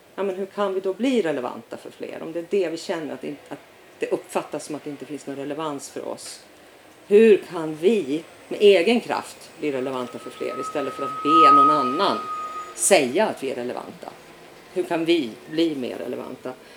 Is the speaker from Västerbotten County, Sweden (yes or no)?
yes; Umeå, Västerbotten County, Sweden; moved away; Född och uppvuxen i Umeå